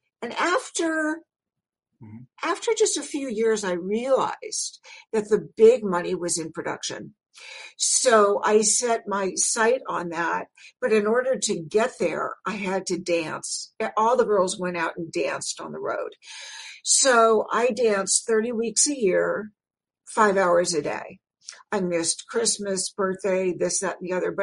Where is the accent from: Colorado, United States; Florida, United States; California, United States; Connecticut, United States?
California, United States; Los Angeles; I'm from Los Angeles. I'm a native, second generation